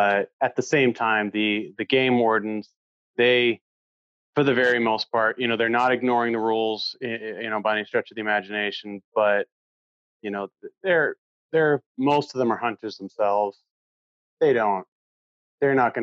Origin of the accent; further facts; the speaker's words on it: Maine, United States; moved away as an adult; now in Norway; I grew up in Maine in the 90s